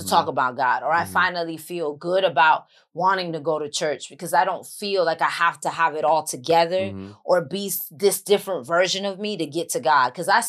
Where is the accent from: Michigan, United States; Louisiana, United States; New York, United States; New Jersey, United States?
New York, United States; New York City; accent: New York; first language English; moved away as an adult; now in Los Angeles, United States; I'm from the Bronx and I'm Latin.